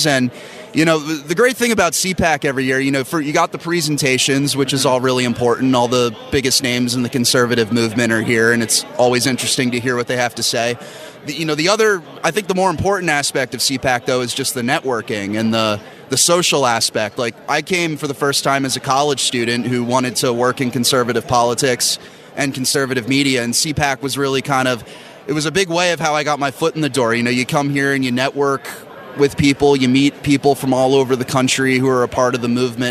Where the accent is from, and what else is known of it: Bucks County, Pennsylvania, United States; born or raised there; also born or lived in Northeast Philadelphia